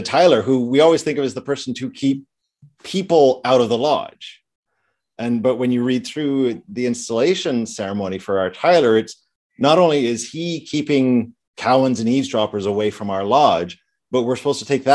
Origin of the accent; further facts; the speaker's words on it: England, United Kingdom; I'm an Englishman. I pronounce everything like an Englishman